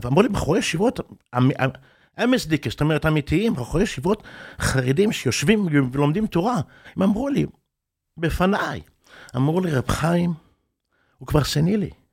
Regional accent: Bnei Brak, Tel Aviv District, Israel; also born or lived in Mea Shearim, Jerusalem / New York; כשאני גרתי כילד, גרתי ברחוב רשב"א. רחוב רשב"א בבני ברק

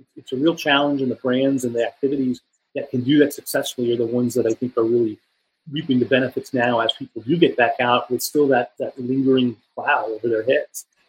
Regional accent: New York, United States; I'm from New York

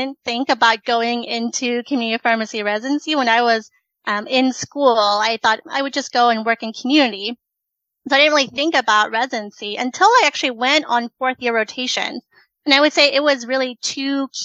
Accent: Silver Spring, Maryland, United States; also born or lived in Richmond, Virginia; I am originally from Silver Spring, Maryland

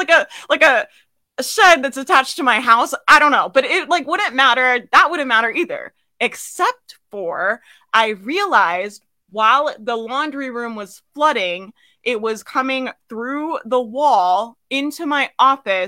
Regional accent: Jacksonville, Florida, United States; I grew up in Jacksonville. It's, yeah, that's the Florida life, man

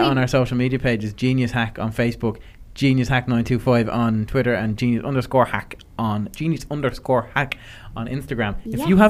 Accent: Ireland; we're Irish

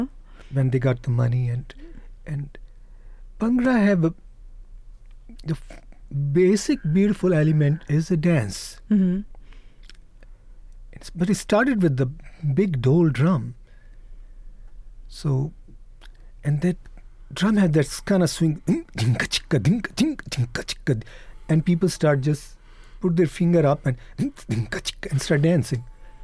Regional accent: Punjab, India; English is a second language; Naturally, we are from Punjab. You know, mm-hmm. Punjab is a land of wonders and beauty, art, music, food.

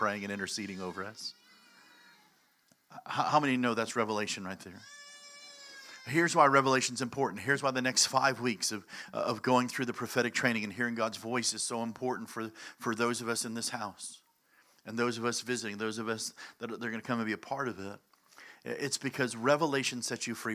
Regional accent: Chicago, Illinois, United States; I'm from Chicago

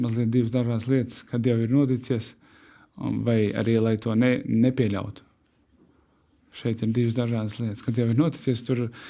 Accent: Latvia; Mēs esam latvieši

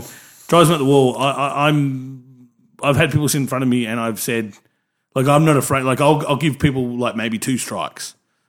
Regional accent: Frankston, Victoria, Australia; I remember Frankston Cinemas where I grew up. if any fans are out there stalking, I grew up in Frankston.

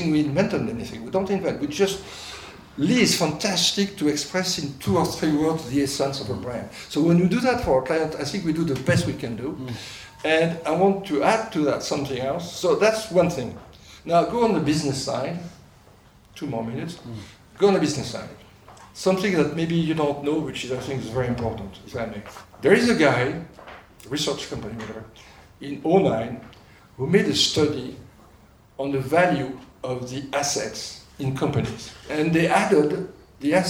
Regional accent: France; accent: French; English is a second language; moved away; my beautiful French accent

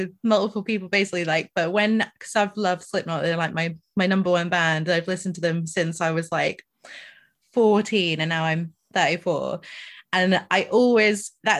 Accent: Scotland, United Kingdom; I grew up in Scotland

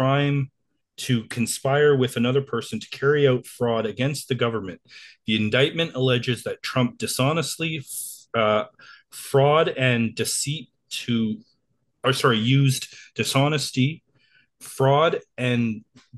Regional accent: Canada; we're Canadian

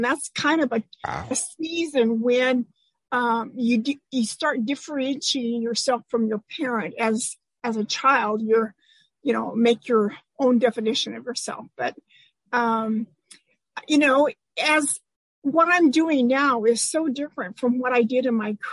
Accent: Eastern Washington, United States; also born or lived in Anacortes, Washington; now in Seattle area, United States; I was born in Anacortes, which is just, you know, up there near Canada. And when I was about 8 years old, Dad bought a farm in Eastern Washington, and we wound up stacking hay and milking cows and being a farm girl

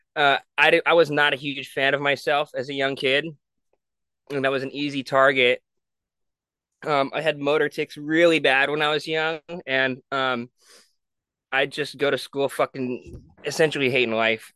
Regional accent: San Jose, California, United States; also born or lived in Honolulu, Hawaii; I grew up in San Jose

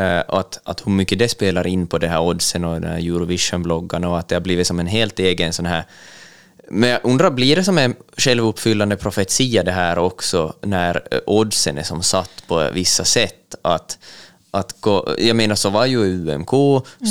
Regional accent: Ostrobothnia, Finland; vi som finlandssvenskar och österbottningar

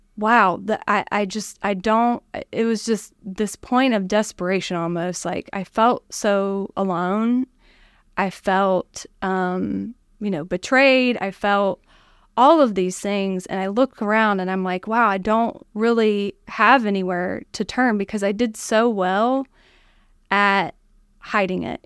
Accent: Chesapeake, Ohio, United States; moved away; So the village of Chesapeake, Ohio is where I grew up

